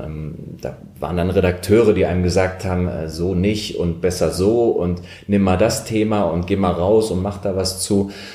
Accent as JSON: {"language": "German", "town": "Lutzerath", "region": "Rhineland-Palatinate", "country": "Germany", "tie": "born or raised there", "also_born_or_lived": "Daun", "said": "ich komme aus der Eifel, Vulkaneifel, in Down geboren, da auch später zur Schule gegangen. Das Kaff, wo ich aber gewohnt habe und aufgewachsen bin, das war noch viel kleiner, irgendwie anderthalbtausend Menschen haben da gewohnt, hieß Lutzerath."}